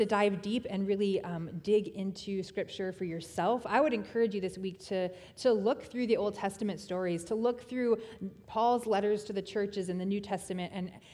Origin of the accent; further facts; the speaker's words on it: Tennessee, United States; I was born in Tennessee